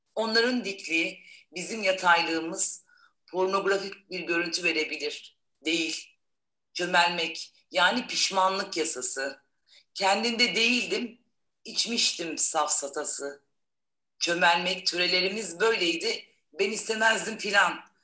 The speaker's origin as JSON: {"language": "Turkish", "region": "Balıkesir", "country": "Turkey", "tie": "born or raised there", "moved": "yes", "lives_now": "Adana, Turkey", "said": "Balıkesir doğumluyum"}